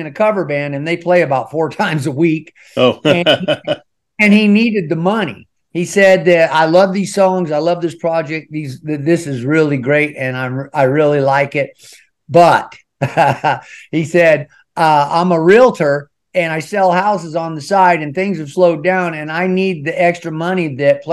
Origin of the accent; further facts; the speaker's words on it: Idaho, United States; moved away as an adult; also born or lived in Arizona; I was raised here in Idaho